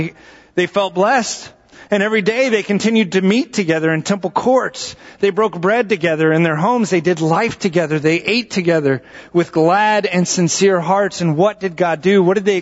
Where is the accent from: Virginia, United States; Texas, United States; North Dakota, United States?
Texas, United States; moved away; I'm from Texas